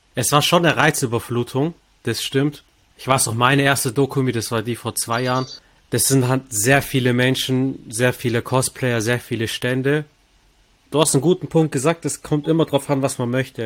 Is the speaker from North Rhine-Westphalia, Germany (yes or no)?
no; Stuttgart, Baden-Württemberg, Germany; Ich bin als Stuttgarter